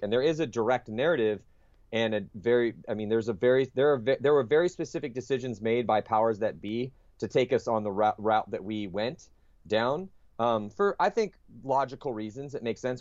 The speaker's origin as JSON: {"language": "English", "town": "San Diego", "region": "California", "country": "United States", "tie": "born or raised there", "said": "I grew up in San Diego"}